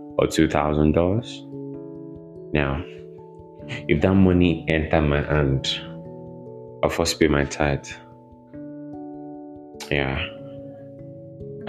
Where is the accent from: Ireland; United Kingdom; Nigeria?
Nigeria; here in Nigeria